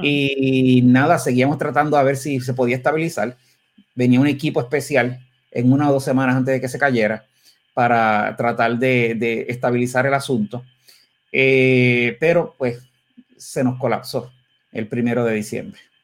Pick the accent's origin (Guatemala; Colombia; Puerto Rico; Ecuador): Puerto Rico; como puertorriqueños